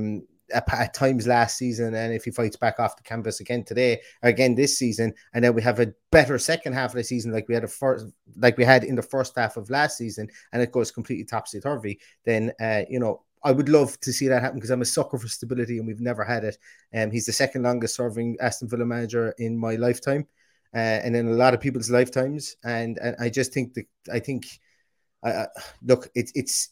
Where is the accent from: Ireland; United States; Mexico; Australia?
Ireland; Limerick, Munster; accent: Limerick; my aggressive Limerick accent